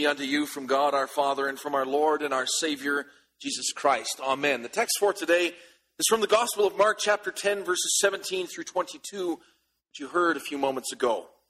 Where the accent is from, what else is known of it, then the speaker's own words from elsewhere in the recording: Canada; As Canadian soldiers, we are reminded that every time we put on our uniform, we have an unlimited liability to give up all